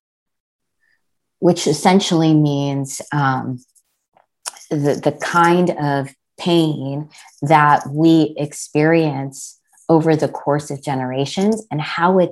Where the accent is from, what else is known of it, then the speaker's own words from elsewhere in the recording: New Jersey, United States; I was born and brought up in New Jersey. And so I grew up in a kind of predominantly white suburb